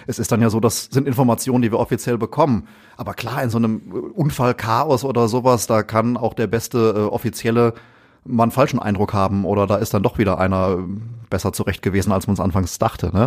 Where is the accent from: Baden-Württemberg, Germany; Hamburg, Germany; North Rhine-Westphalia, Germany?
North Rhine-Westphalia, Germany; Essen; aufgewachsen bin ich auch in Essen